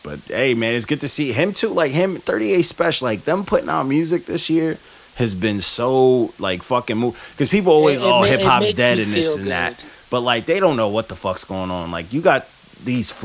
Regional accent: Amityville, New York, United States; this small local spot that I grew up in Amityville.

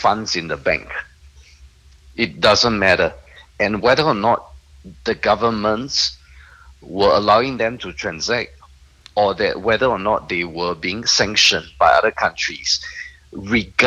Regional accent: Singapore; I'm a Singaporean

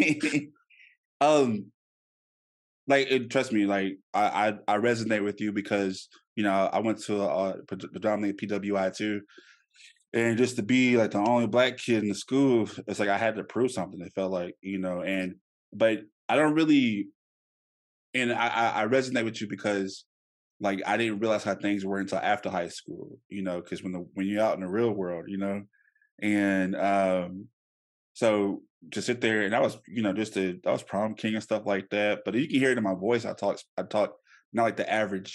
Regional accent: Louisiana, United States; now in Dallas, United States; growing up in Louisiana

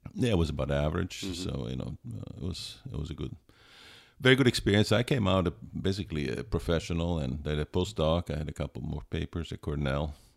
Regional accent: Pisa, Tuscany, Italy; English is a second language; moved away as an adult; also born or lived in Alberta, Canada / Connecticut, United States; I grew up in Pisa, Italy

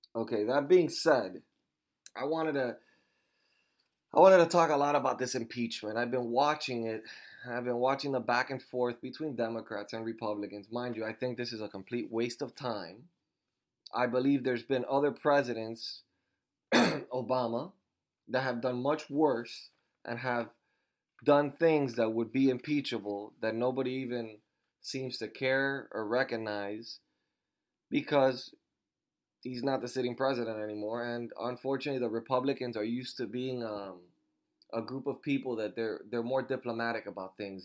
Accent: Miami, Florida, United States; now in Fort Myers, United States; I was born in Miami, Florida

